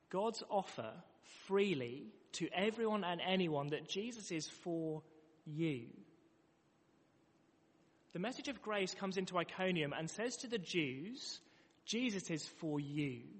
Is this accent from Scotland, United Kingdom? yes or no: no; London, United Kingdom; now in Manchester, United Kingdom; before living in Manchester, I came from London.